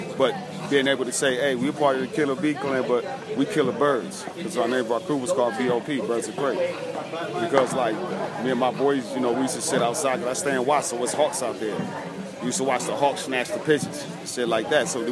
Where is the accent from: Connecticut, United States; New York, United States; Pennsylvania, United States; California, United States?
California, United States; Los Angeles; Born and raised in Watts, South Central